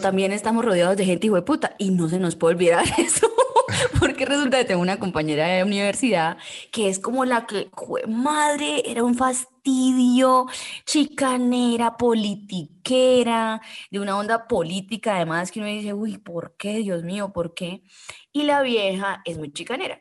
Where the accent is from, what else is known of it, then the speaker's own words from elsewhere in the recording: Cúcuta, Norte de Santander, Colombia; moved away; yo vengo de Cúcuta